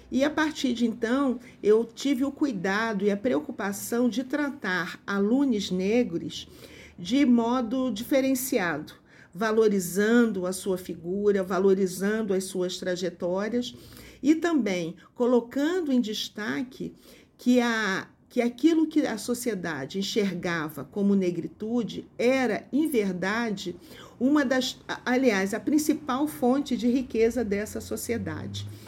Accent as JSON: {"language": "Portuguese", "town": "São João de Meriti", "region": "Rio de Janeiro", "country": "Brazil", "tie": "born there", "said": "Sou nascida no Rio de Janeiro, na região metropolitana do Rio de Janeiro, numa cidade chamada São João de Meriti, que é uma cidade de população mais empobrecida, com poucas indústrias"}